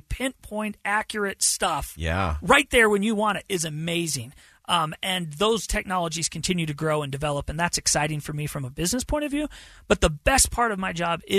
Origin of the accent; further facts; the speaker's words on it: Bountiful, Utah, United States; I was born and raised in Bountiful